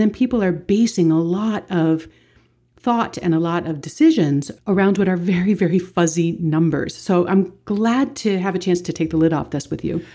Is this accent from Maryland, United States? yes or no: yes; Baltimore, Maryland, United States; my hometown in Baltimore